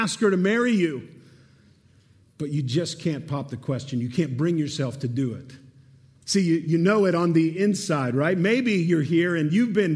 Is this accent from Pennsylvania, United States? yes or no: yes; Pittsburgh, Pennsylvania, United States; Erica and I, born and raised in Pittsburgh, we met at Geneva College